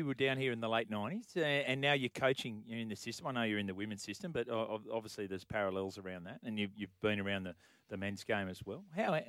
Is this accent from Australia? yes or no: yes; Cootamundra, New South Wales, Australia; I was from Cootamundra.